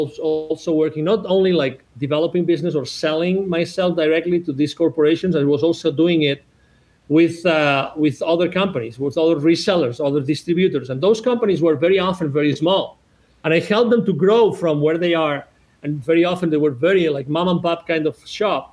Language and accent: English; 1 hour from Barcelona, Catalonia, Spain; English is a second language; moved away as an adult; also born or lived in United States; I'm originally from Spain. I was born 1 hour away from Barcelona.